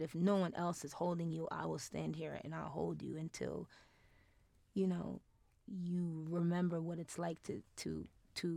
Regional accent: New York, United States; now in Denver, United States; I'm from New York

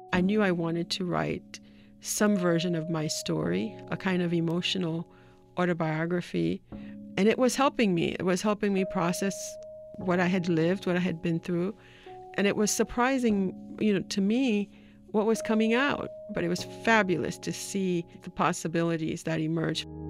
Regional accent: Haiti; my uncle, who I grew up with in Haiti

